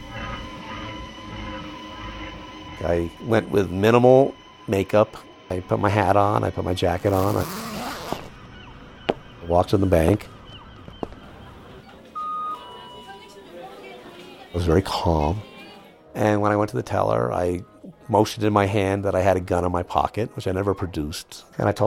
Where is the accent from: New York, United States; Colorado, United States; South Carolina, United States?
New York, United States; New York City; moved away as an adult; also born or lived in San Diego, California; I grew up in the Upper West Side of Manhattan.